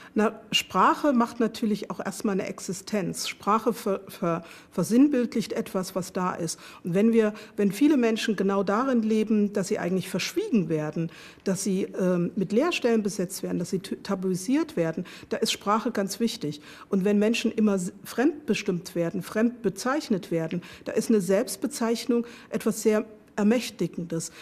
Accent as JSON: {"language": "German", "country": "Germany", "tie": "born or raised there", "said": "Ich bin in der DDR aufgewachsen, geboren, aufgewachsen äh, und habe dort meine Sozialisation erfahren"}